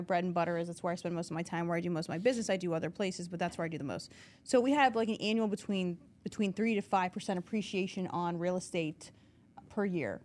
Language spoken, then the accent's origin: English; New Castle, Pennsylvania, United States; I'm from Newcastle originally